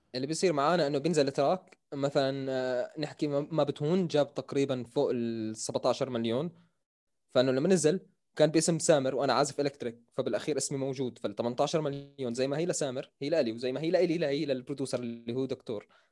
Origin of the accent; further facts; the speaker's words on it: Jordan; accent: Jordanian; also born or lived in Syria; انا تقريبا من زمان هون مان انا شبه مولود في الاردن